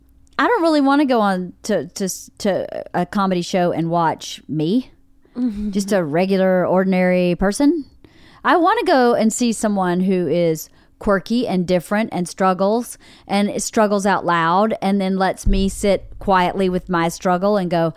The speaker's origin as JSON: {"language": "English", "region": "the South", "country": "United States", "accent": "Southern", "said": "I know I got to a certain point, a long time I tried to lose my Southern accent for a long, long time."}